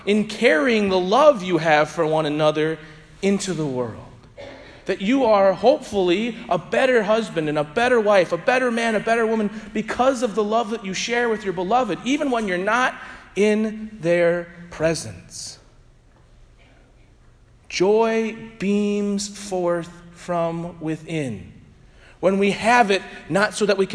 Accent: St. Louis, Missouri, United States; I was from St. Louis

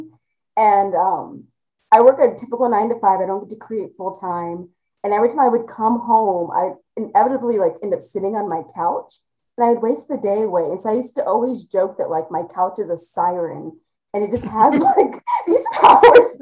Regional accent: Ohio, United States; growing up in Ohio, going to the Ohio school systems

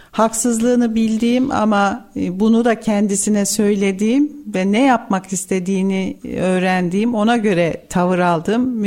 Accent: Tomarza, Kayseri Province, Turkey; born there; 67 ee, doğumluyum. Kayseri

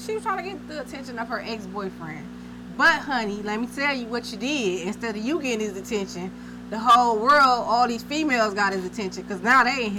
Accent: Wisconsin, United States; I'm not from Michigan. I'm from Wisconsin.

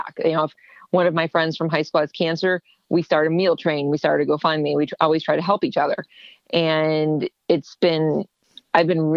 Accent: Ohio, United States; moved away as an adult; also born or lived in Ontario, Canada; I'm from Ohio

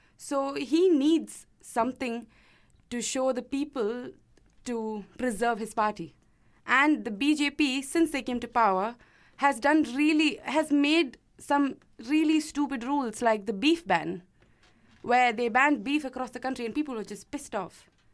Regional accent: Kerala, India; moved away; I come from Kerala, and we have the second most number of Muslims in India

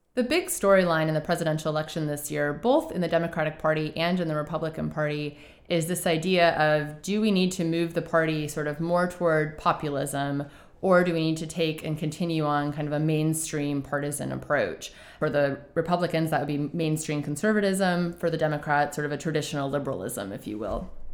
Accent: United States; we as the American voters

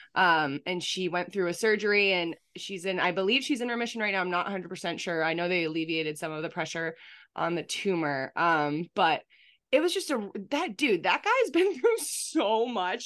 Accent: Boston, Massachusetts, United States; huge part of my childhood just growing up around Boston

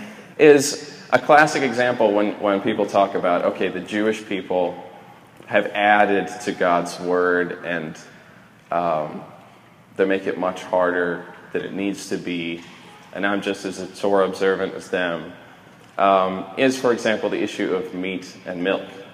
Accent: Sweden; I'm a Viking from Sweden, all sides of the family, direct descendant

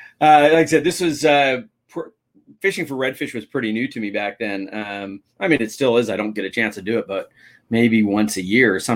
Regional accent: California, United States; I'm from California

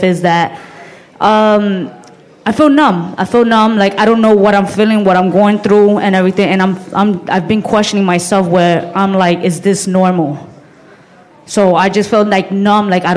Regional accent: New York City, New York, United States; I'm from the Bronx

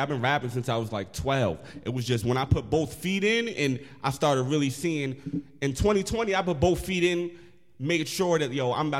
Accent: Poughkeepsie, New York, United States; Born and raised, Poughkeepsie.

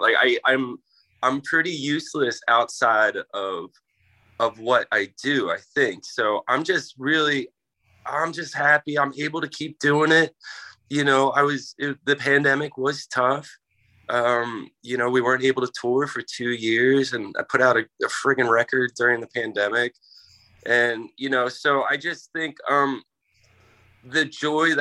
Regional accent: Philadelphia, Pennsylvania, United States; I grew up in Philly

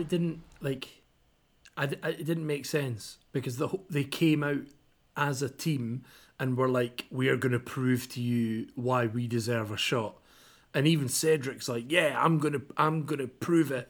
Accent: Kirkcaldy, Scotland, United Kingdom; It's a little place in Fife called Kirkcaldy." And I was like, "Yeah, that's where I'm from."

